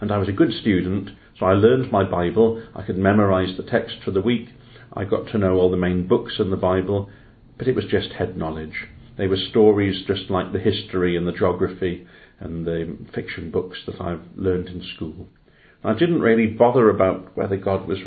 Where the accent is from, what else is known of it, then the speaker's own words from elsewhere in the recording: Llanelli, Wales, United Kingdom; now in Cardiff, United Kingdom; I grew up in Llanelli, a working town in West Wales, just beyond Swansea.